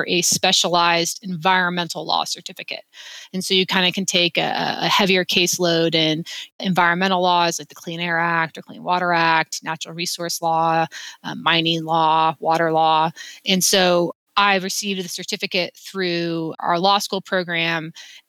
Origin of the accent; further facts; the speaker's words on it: Wyoming, United States; moved away as an adult; now in Salt Lake City, United States; I'm from Wyoming. We're a very active outdoorsy state.